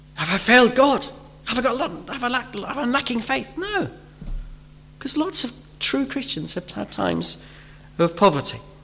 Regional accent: United Kingdom; we're British

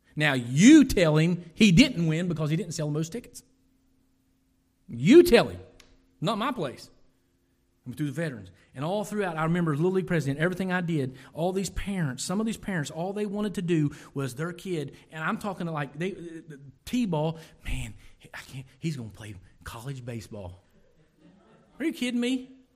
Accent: Lawrence County, Ohio, United States; I am from Lawrence County, Ohio

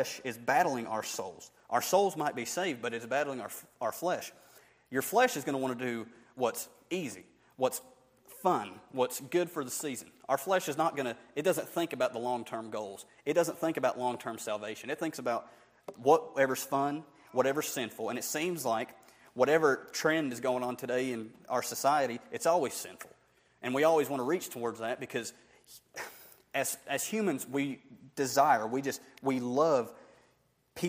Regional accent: Barnesville, United States; I'm just somebody from Barnesville

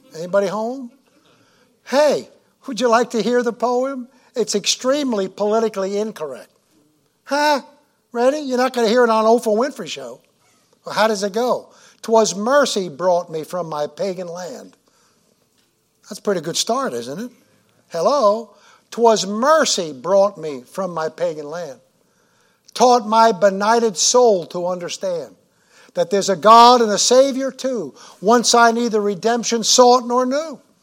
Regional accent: New York, United States; also born or lived in Indiana; now in Tennessee, United States; When I was a little kid growing up in New York

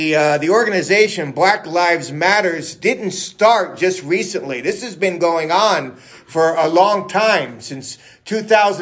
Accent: New York City, New York, United States; I'm from New York City

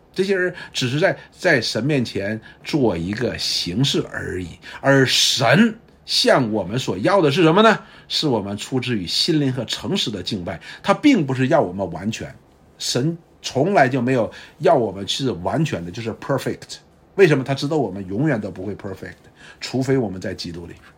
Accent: China; 那时候可能也是我们都是大陆的群体

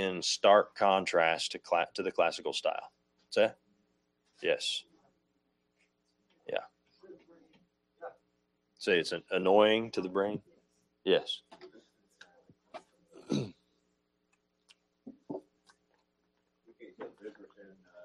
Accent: United States; I'm an American

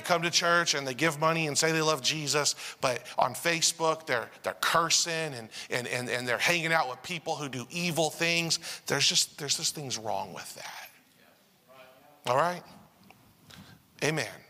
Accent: United States; also born or lived in Asia; as an American English speaker

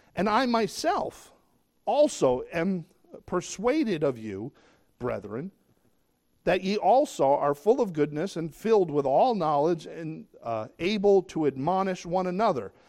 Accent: United States

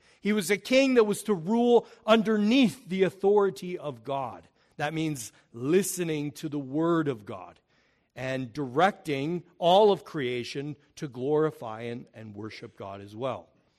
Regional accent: Oregon, United States; I came from the Northwest, so we had Mount Hood right in my backyard.

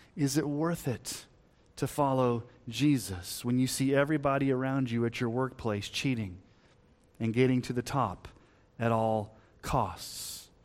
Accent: Texas, United States; moved away; also born or lived in Colorado; before we moved to Colorado, when we were growing up in Texas

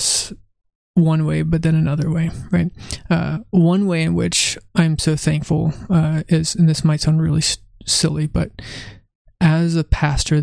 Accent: California, United States; also born or lived in Virginia; home, California

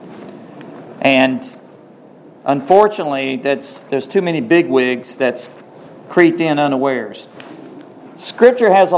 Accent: Cave Spring, Georgia, United States; also born or lived in Rome, Georgia; I'm from Cave Spring

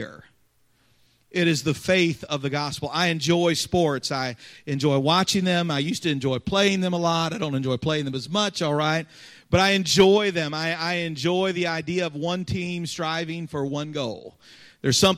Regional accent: Cincinnati, Ohio, United States; moved away; I grew up in Cincinnati

